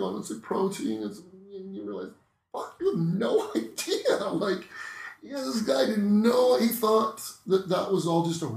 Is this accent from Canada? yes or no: yes; Norfolk County, Southern Ontario, Canada; I grew up in Norfolk County in Southern Ontario.